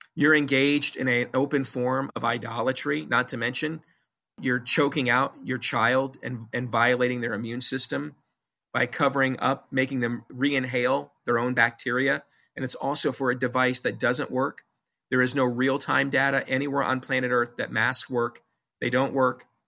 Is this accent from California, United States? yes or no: no; Iowa, United States; my home state of Iowa